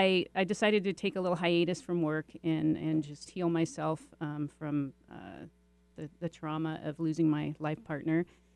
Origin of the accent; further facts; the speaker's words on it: Rainier, Washington, United States; I'm from the Seattle, Washington area, actually Rainier, which is about an hour and a half south.